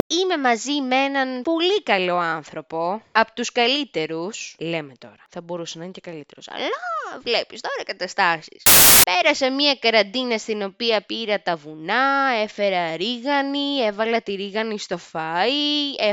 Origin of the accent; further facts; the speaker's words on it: Lamia, Central Greece, Greece; είμαι μίση από τη Λαμία, είμαι μίση από την Ξάνθη, η μαμά μου είναι από την πανέμορφη Ξάνθη